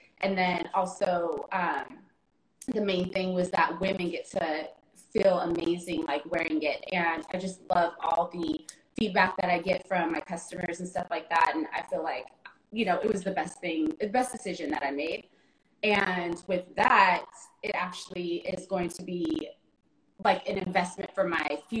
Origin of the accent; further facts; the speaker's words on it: Bay Area, California, United States; moved away as an adult; now in New York, United States; I'm from the Bay Area, but I currently reside in New York. Born and raised in the Bay Area